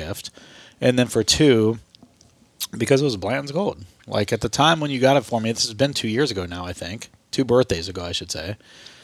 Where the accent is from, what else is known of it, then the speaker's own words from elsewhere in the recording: Ohio, United States; moved away as an adult; also born or lived in California; all of my work buddies know that I'm from Ohio.